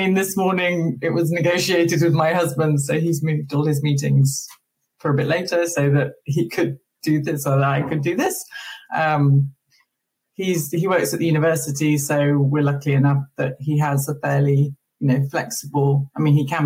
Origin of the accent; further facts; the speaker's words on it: England, United Kingdom; moved away as an adult; now in Maine, United States; I'm English. I'm used to sort of mild, drizzly, gray.